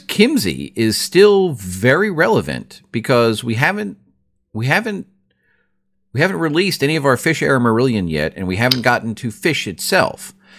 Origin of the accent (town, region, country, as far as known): Philadelphia, Pennsylvania, United States